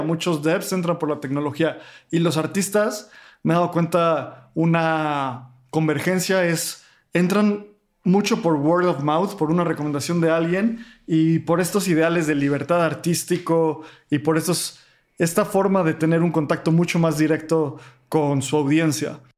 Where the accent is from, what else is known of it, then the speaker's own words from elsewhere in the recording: Mexico; como mexicano